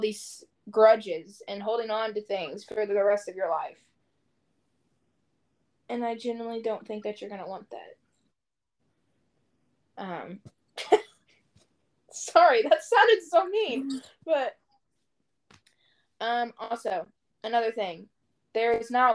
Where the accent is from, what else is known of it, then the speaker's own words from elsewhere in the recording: Louisville, Kentucky, United States; I am born and raised in Louisville, Kentucky